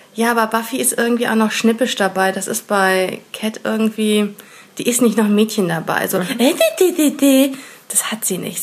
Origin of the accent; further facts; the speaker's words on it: Rhineland, Germany; ich als Rheinländerin habe es halt gehört, dass es nicht so der richtige äh, rheinländische Dialekt ist